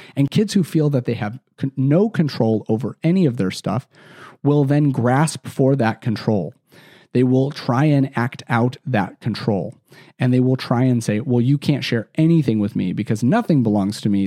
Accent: Chicagoland, Illinois, United States; I grew up in Chicago, still live there today, and, or Chicagoland, I should say, 'cause I was not from the city proper

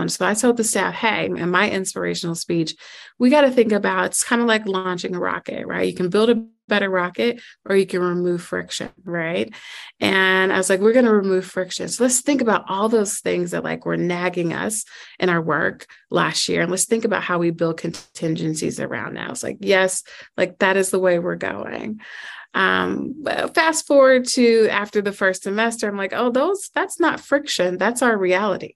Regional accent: Chicago, Illinois, United States; moved away as an adult; now in Dallas, United States; I'm originally from Chicago, um, and I taught in Chicago

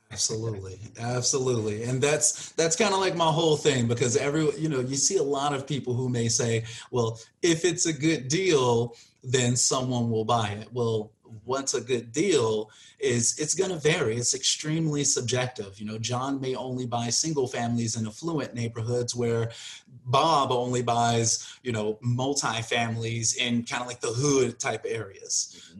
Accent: Chicago, Illinois, United States; moved away as an adult; now in Las Vegas, United States; I'm originally from Chicago. I was born and raised like in the suburbs of Chicago, out in Harvey and Markham

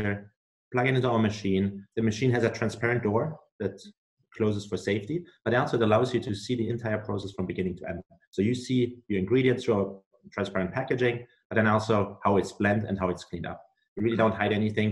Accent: Germany; moved away as an adult; now in United States; I'm originally from Germany. I came to the US 3 years ago to do my MBA

